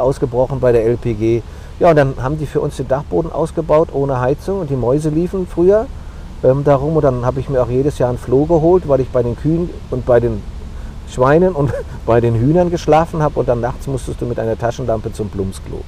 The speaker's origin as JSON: {"language": "German", "town": "Frankfurt am Main", "region": "Hesse", "country": "Germany", "tie": "born or raised there", "said": "diese Frankfurter Fahne, mein Geburtsort"}